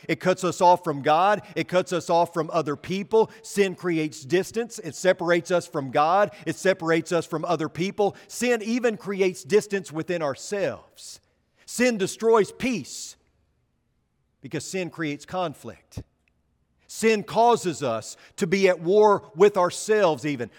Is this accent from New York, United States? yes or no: no; Arkansas, United States; I'm from Arkansas